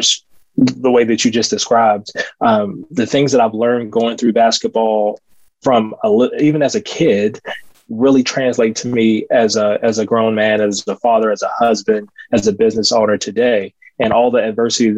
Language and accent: English; Baltimore, Maryland, United States; I grew up in Baltimore, born and raised.